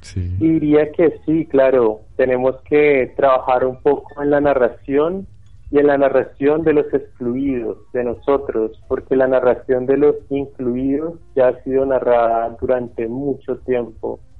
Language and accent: Spanish; Ibagué, Tolima, Colombia; Yo nací, bueno, aquí en Ibagué y me crié en una casa